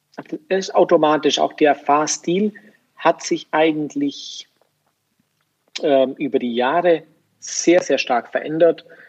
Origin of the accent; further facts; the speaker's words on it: Germany; bei uns in Deutschland